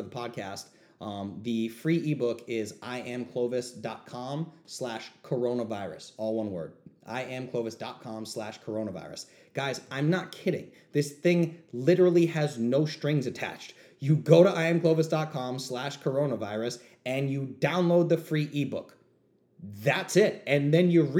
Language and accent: English; New England, United States; I'm from New England. We say bust balls